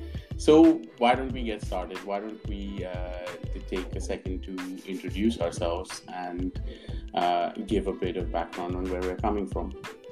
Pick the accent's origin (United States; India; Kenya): India; Mumbai, Maharashtra; I also am from India, but Bombay, India. Grew up there, lived around the world, and like these guys, have been in and out of the UK for the last 10 years.